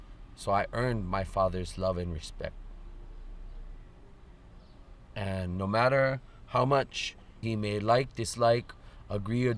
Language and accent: English; Honolulu, Hawaii, United States; I am from Liliha Pu'unui in Moku Kona on the island of Oahu in the valley of Nu'uanu within Kona Moku or Honolulu district.